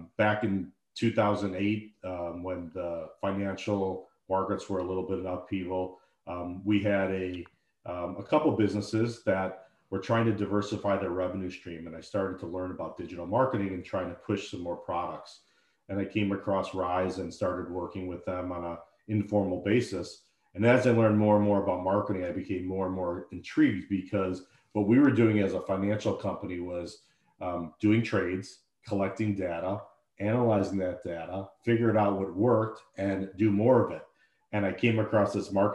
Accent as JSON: {"language": "English", "town": "Deerfield", "region": "Illinois", "country": "United States", "tie": "born or raised there", "also_born_or_lived": "Syracuse, New York / London", "said": "I grew up in Deerfield, Illinois, suburb of Chicago. I actually still live here"}